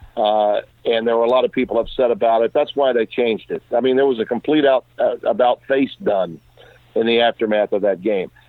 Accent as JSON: {"language": "English", "region": "the South", "country": "United States", "said": "I'm from the South"}